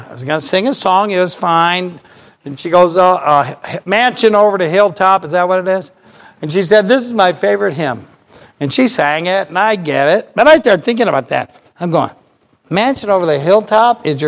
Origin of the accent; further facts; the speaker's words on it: Ohio, United States; I'm from Ohio